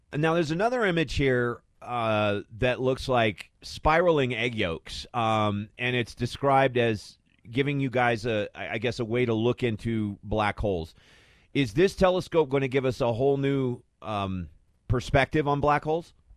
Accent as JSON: {"language": "English", "region": "Arizona", "country": "United States", "tie": "born or raised there", "said": "growing up in Arizona"}